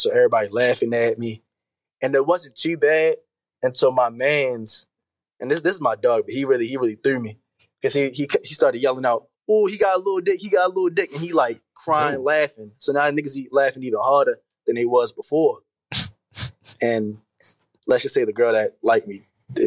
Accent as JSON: {"language": "English", "town": "Baltimore", "region": "Maryland", "country": "United States", "said": "I'm from Baltimore. I'm 22 years old."}